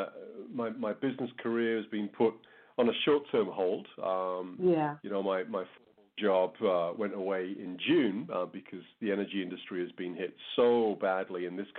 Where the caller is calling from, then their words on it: Calgary, Alberta, Canada; So I'm in Calgary in Alberta, which is, I guess, a couple of hours north of the U.S. border here in Canada.